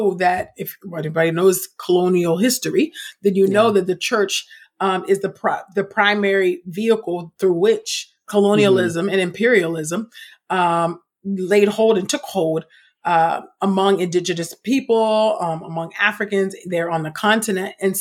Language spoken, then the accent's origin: English; the Bay Area, California, United States; particularly being from California. And I know Coogler, we're both from the Bay